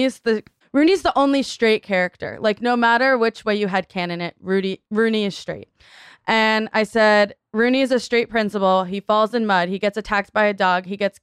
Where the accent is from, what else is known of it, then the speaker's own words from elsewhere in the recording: Chicago, Illinois, United States; I'm from Chicago